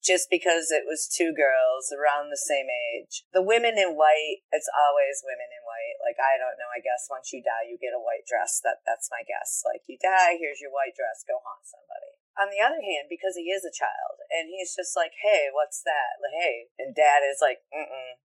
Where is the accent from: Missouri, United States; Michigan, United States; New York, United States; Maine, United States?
Michigan, United States; Saginaw; moved away as an adult; my hometown of Saginaw, Michigan